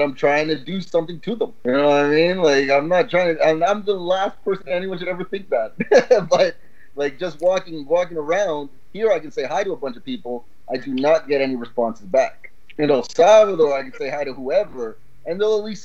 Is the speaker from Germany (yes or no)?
no; Canada; moved away as an adult; now in Costa Rica; being born in Canada, raised in a bubble, in the suburbs